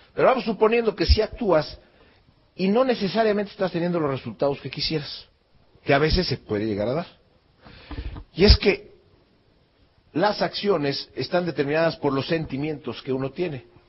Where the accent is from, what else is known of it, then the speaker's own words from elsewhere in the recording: Mexico; yo salí de México